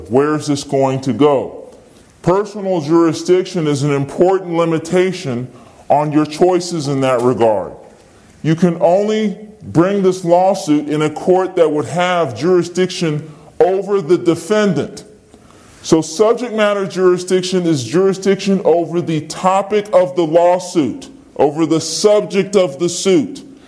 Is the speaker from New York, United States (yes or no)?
no; Virginia, United States; I'm from Virginia